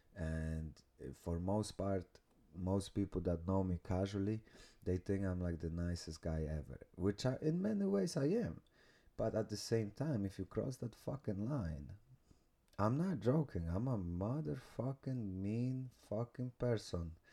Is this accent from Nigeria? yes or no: no; Poland; moved away; I came from small village from Poland